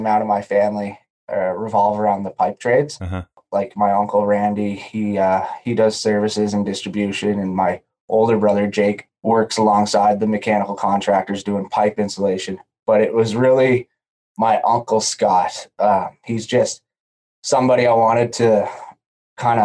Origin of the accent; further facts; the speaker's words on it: Prince Edward Island, Canada; I'm from Prince Edward Island. Great place to grow up